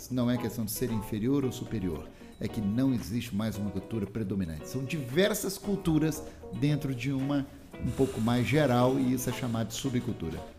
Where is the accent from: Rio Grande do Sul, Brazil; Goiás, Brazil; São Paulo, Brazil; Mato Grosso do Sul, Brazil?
São Paulo, Brazil; Então eu sou paulista, sou brasileiro, mas eu sou skatista.